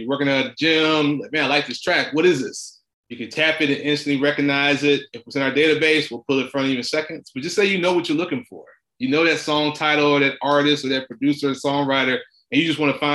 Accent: Memphis, Tennessee, United States; growing up in Memphis, Tennessee

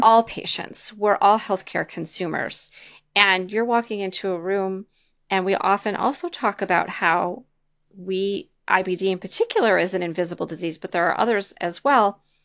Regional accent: Detroit, Michigan, United States; moved away; also born or lived in East Lansing, Michigan / Lansing, Michigan; I'm actually from the Detroit area

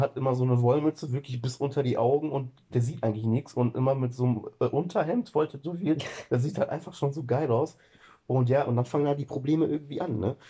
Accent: Germany; bei uns in Deutschland

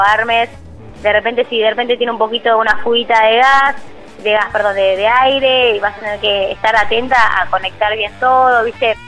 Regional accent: Argentina; mi país

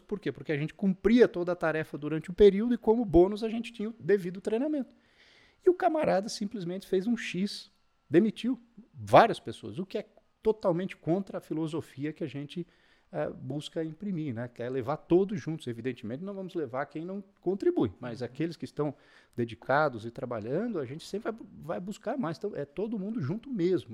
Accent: Taió, Santa Catarina, Brazil; moved away; Particularmente eu vim de Taió, Santa Catarina

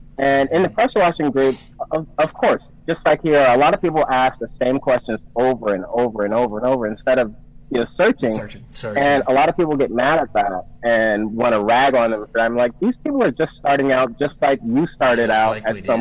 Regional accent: Summerville, South Carolina, United States; moved away; I'm actually from Somerville.

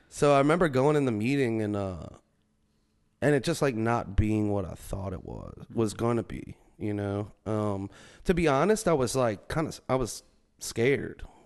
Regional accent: Metairie, Louisiana, United States; I grew up in Metairie. It's like a suburb of New Orleans.

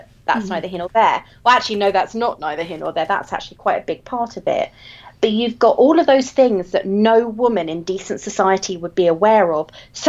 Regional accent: England, United Kingdom; I'm English, therefore this is all we read.

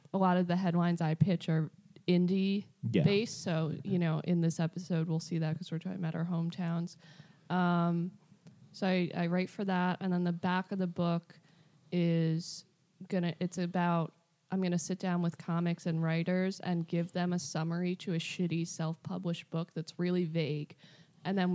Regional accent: Pleasantville, New York, United States; also born or lived in Thornwood, New York / Briarcliff Manor, New York; Thornwood, Pleasantville, then Briarcliff

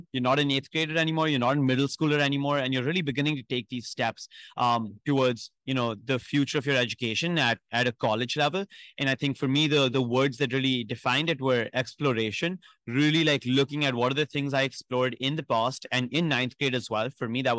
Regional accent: New Delhi, Delhi, India; I'm from New Delhi in India, far away from home.

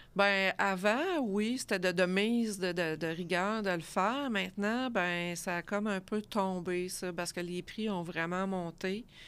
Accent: Laval, Quebec, Canada; moved away as an adult; now in Granby, Canada; je suis originaire de Laval

